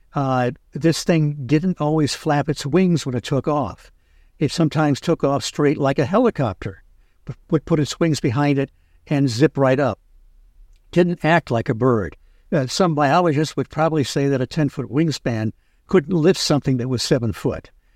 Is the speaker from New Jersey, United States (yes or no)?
no; Michigan, United States; I grew up in Michigan